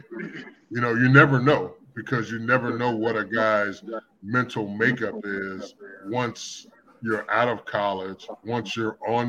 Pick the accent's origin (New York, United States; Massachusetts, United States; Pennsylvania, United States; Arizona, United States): Pennsylvania, United States; Pittsburgh; moved away as an adult; also born or lived in Chicago; I'm from Pittsburgh, and I'm still a Steelers fan